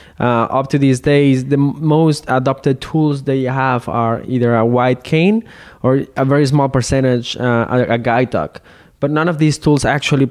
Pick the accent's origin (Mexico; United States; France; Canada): Mexico; I'm from Mexico